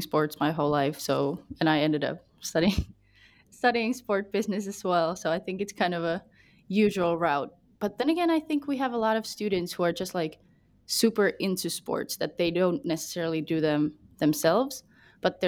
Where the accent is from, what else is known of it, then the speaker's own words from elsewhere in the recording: Jyväskylä, Central Finland, Finland; I'm from Jyväskylä